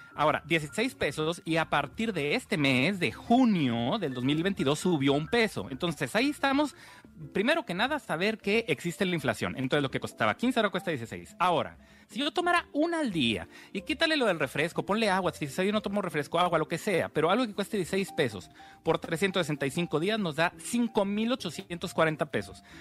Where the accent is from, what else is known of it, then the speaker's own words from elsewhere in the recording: Mexico; como mexicanos